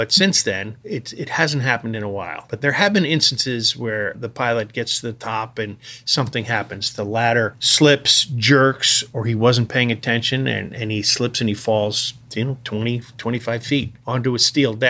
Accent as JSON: {"language": "English", "region": "Connecticut", "country": "United States", "tie": "born or raised there", "said": "I grew up in Connecticut, yes."}